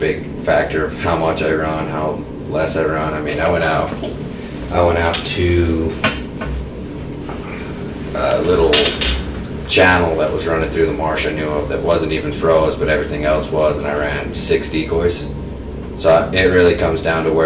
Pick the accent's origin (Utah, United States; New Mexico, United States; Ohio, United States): Utah, United States; I'm from Utah, born and raised.